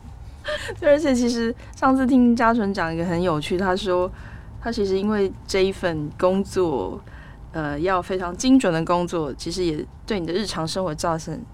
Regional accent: Taiwan; 像我们台湾人很喜欢取英文名字

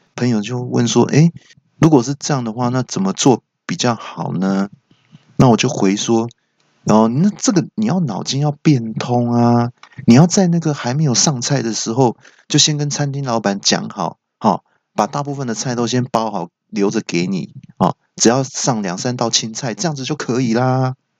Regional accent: Taiwan; 身为台湾人

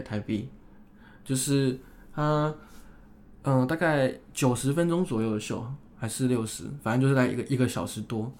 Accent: Taiwan; 因为我是台湾人嘛

